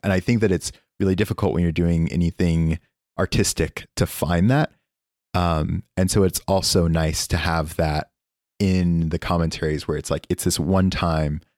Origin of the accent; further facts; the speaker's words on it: Oklahoma, United States; moved away; also born or lived in California; I am from Oklahoma